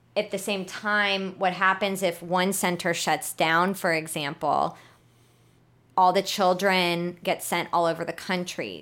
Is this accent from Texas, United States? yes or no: yes; Houston, Texas, United States; also born or lived in New Orleans; I'm born and raised in Houston